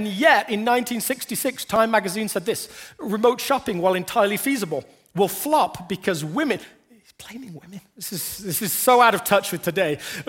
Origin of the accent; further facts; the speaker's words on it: England, United Kingdom; When I was growing up in England, there was a lottery